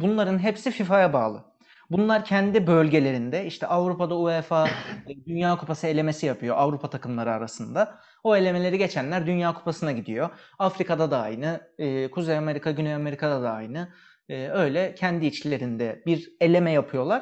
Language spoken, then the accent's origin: Turkish; Turkey; moved away; Türk'üz yani pasaportumuz